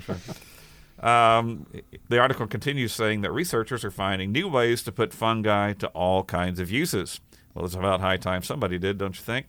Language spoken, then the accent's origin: English; Kerrville, Texas, United States; she worked at the county clerk's office in my hometown of Kerrville, Texas